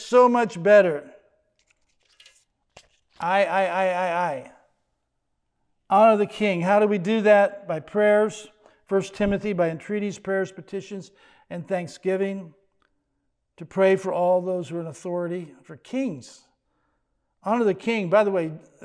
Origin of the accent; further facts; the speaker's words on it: United States; he made me an American